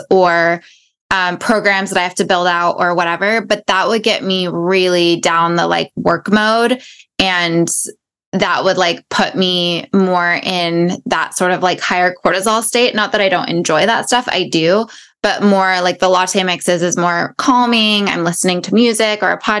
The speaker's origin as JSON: {"language": "English", "region": "London", "country": "United Kingdom", "tie": "born or raised there", "moved": "yes", "said": "We both were born and raised in London"}